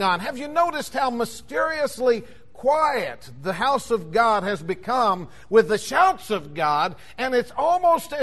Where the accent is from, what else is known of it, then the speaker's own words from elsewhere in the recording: United States; we as American Christians